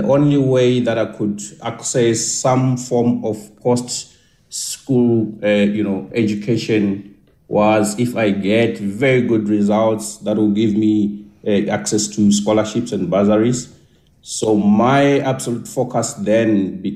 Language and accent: English; Soweto, Gauteng, South Africa; I grew up much of my life in Soweto